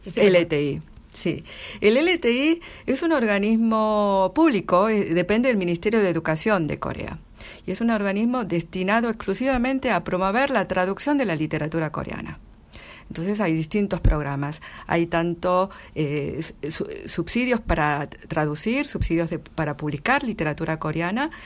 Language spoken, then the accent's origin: Spanish; Argentina; accent: Argentine; moved away as an adult; now in Seoul, South Korea; hablo con acento argentino 100%